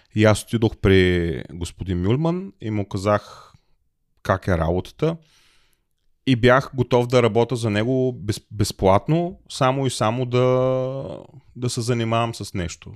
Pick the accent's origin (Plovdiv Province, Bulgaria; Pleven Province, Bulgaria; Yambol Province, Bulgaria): Plovdiv Province, Bulgaria; Plovdiv; moved away as an adult; also born or lived in Smolyan; now in Germany; аз съм от Пловдив